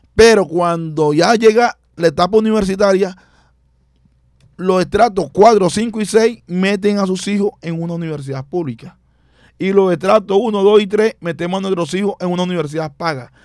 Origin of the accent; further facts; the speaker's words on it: Barranquilla, Atlántico, Colombia; nací en el barrio Bajo Valle, me crié en Mequejo eh, vivo actualmente en el suroccidente, en Buena Esperanza